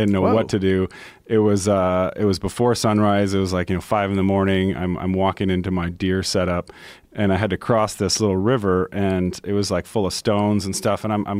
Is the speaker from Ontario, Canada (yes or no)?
yes; Caledon, Ontario, Canada; where I grew up in Caledon, which is about an hour north of the city on a horse farm, we don't have a gun season for deer.